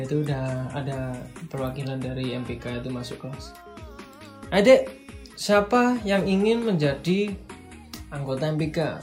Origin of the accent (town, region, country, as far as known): Malang, East Java, Indonesia; born or raised there